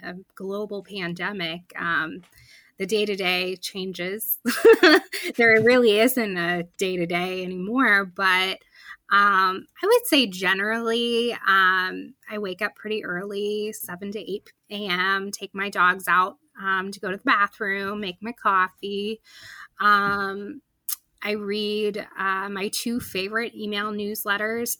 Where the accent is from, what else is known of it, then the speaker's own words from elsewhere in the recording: around the Penn State area, central Pennsylvania, United States; moved away as an adult; now in Pittsburgh, United States; I grew up around the Penn State area and in central PA, and then moved here for college